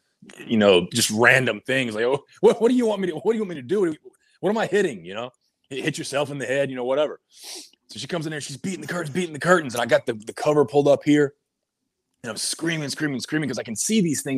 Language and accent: English; North Carolina, United States; moved away as an adult; also born or lived in Georgia; I had planned to move back to my home state of North Carolina in August